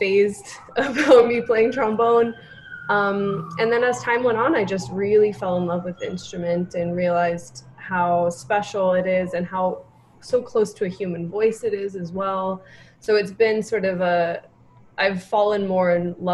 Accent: Santa Barbara, California, United States; moved away as an adult; now in New York, United States; I grew up in Santa Barbara, California

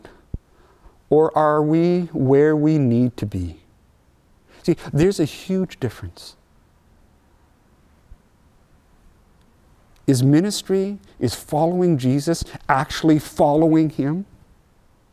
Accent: Mission, British Columbia, Canada; moved away as an adult; also born or lived in Rhineland, Saskatchewan; we're from Mission. It's right close to Vancouver

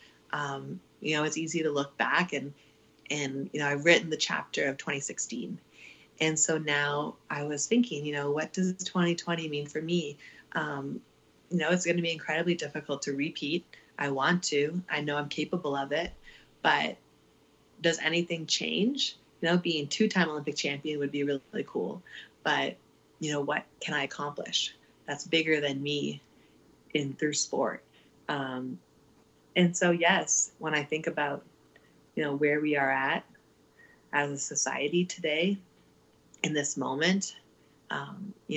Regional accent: Ottawa, Ontario, Canada; now in Calgary, Canada; born and raised in Ottawa

